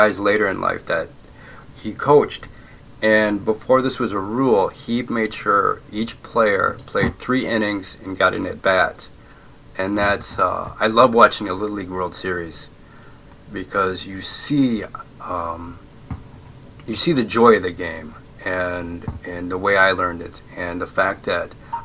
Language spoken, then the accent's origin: English; Essexville, Michigan, United States; moved away as an adult; also born or lived in Bay City, Michigan; now in Netherlands; I grew up in Essexville, Michigan, but I was born in Bay City, Michigan